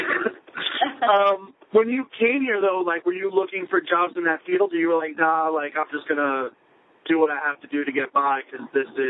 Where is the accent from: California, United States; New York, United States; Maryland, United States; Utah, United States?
New York, United States; Plainview; now in Bethpage, United States; I'm from Long Island.